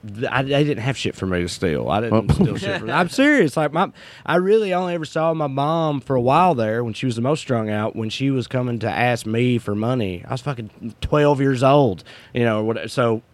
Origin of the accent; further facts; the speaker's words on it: the South, United States; now in California, United States; growing up in the South.